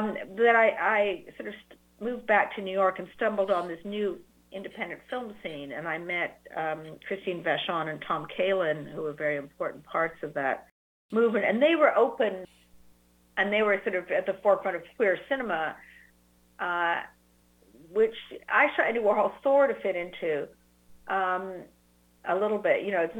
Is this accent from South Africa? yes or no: no; Canada; also born or lived in United Kingdom; because I grew up in Canada and in Britain and with great national health systems.